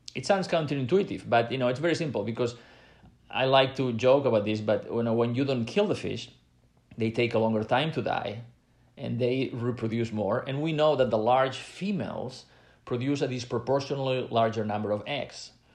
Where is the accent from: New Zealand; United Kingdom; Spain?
Spain; Catalonia; I come from Catalonia in Spain